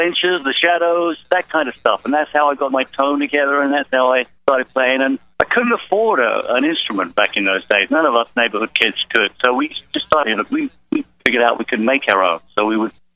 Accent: England, United Kingdom; growing up in England, it was post-war.

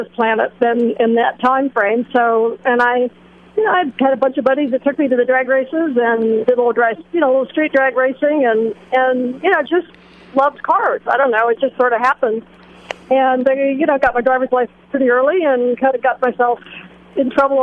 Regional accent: Ohio, United States; moved away; also born or lived in Fort Lauderdale; I grew up in Ohio

